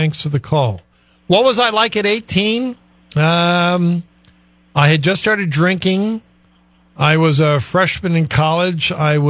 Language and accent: English; Teaneck, New Jersey, United States; born there; I was born in Teaneck. All my roots are in New Jersey.